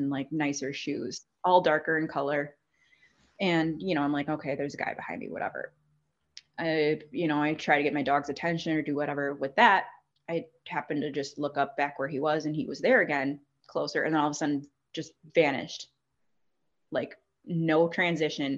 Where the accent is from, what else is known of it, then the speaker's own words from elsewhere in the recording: Southeast Wisconsin, United States; also born or lived in Rockford, Illinois / Madison, Wisconsin; I'm originally from the Rockford area in Illinois, but I grew up in Southeast Wisconsin since I was 3 years old.